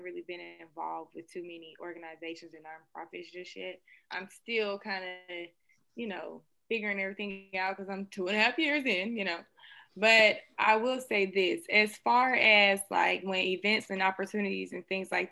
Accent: Atlanta, Georgia, United States; I'm from Southwest Atlanta

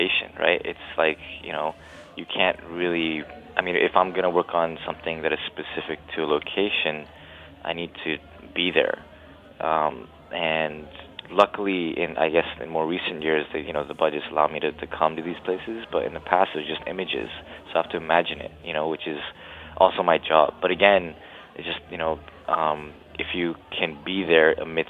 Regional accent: Hong Kong; growing up in Hong Kong, and those days we'd stay out really late

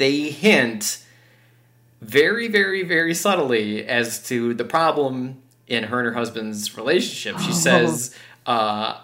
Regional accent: Wisconsin, United States; that accent, I'm from Wisconsin

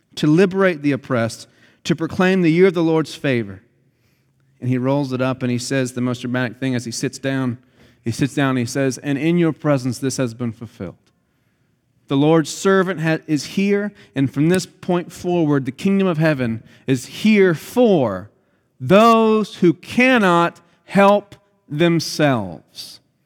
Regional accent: United States; us as American Christians are taught from the youngest age as we grow up

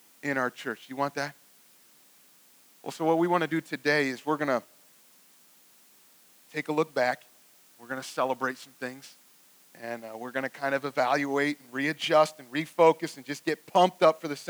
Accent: Cleveland, Ohio, United States; I'm also from Cleveland

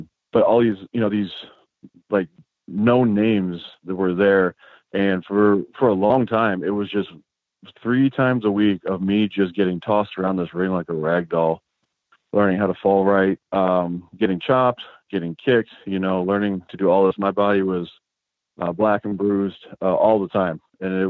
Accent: outside Chicago, Illinois, United States; moved away; also born or lived in California; I grew up outside Chicago, Illinois

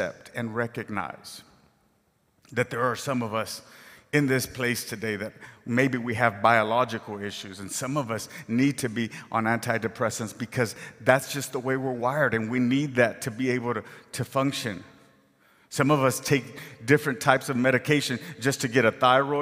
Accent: Rio Grande Valley, Texas, United States; moved away as an adult; I grew up in the Rio Grande Valley, way down south, where the grass is green and there's trees all over the place

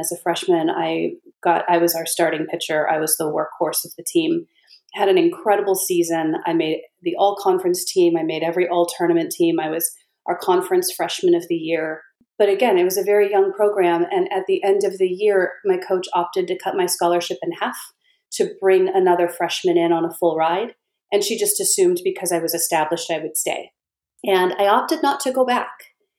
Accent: California, United States; One thing that was good was I came from California.

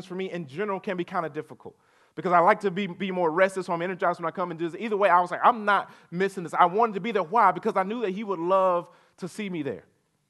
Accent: Chester, South Carolina, United States; A couple weeks ago, so I grew up in Chester, South Carolina.

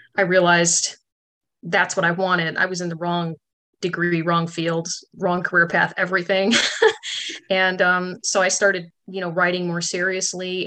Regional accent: Chicago, Illinois, United States; moved away as an adult; also born or lived in Michigan / Louisiana; now in Oak Ridge, United States; I grew up in the Chicago area

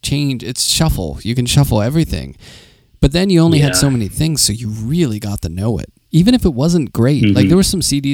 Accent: Pittsburgh, Pennsylvania, United States; moved away; also born or lived in New York; I grew up in Pittsburgh, which is a very hilly city

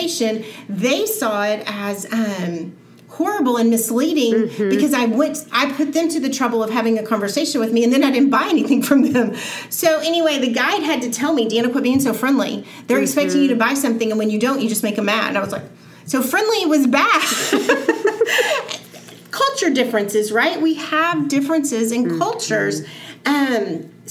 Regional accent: Texas, United States; I am from Texas

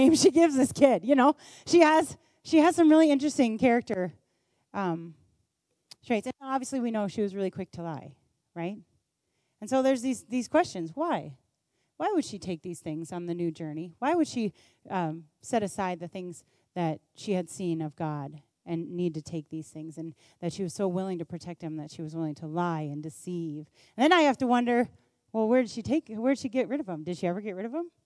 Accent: United States; I was born in America and at this time in history

